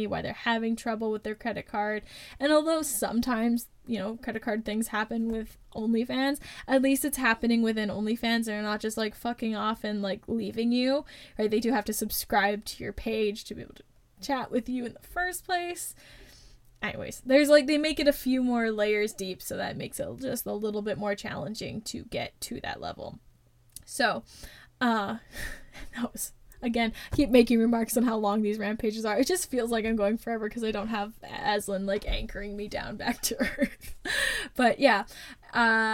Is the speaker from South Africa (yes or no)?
no; Canada; as a Canadian